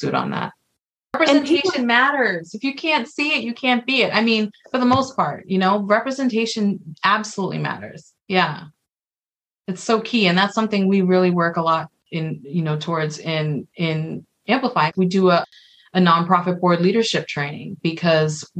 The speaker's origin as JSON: {"language": "English", "town": "New York City", "region": "New York", "country": "United States", "tie": "born or raised there", "said": "I grew up, I'm from the Bronx, and my mom was for the most part a single mother."}